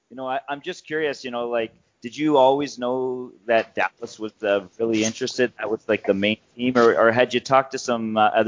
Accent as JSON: {"language": "English", "town": "St. Catharines", "region": "Ontario", "country": "Canada", "tie": "born or raised there", "moved": "yes", "lives_now": "Sault Ste. Marie, Canada", "said": "I'm a Southern Ontario boy, to be honest. I'm not from the Sioux originally, but I grew up in St. Catharines"}